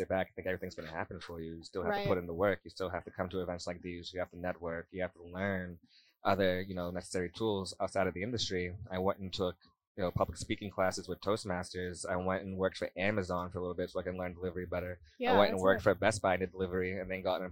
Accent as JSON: {"language": "English", "town": "Quincy", "region": "Massachusetts", "country": "United States", "tie": "born or raised there", "said": "I got arrested in the city of Quincy. I lived my whole life"}